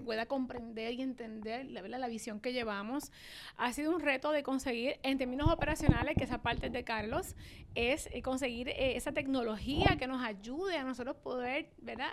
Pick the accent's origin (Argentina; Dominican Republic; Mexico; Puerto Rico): Puerto Rico; se hace en mi isla, pero en esta islita de 100 por 35